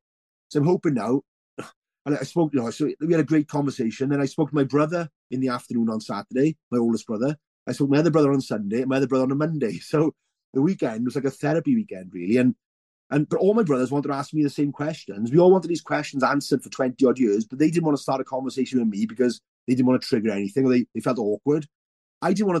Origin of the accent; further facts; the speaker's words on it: Welsh, Wales, United Kingdom; being Welsh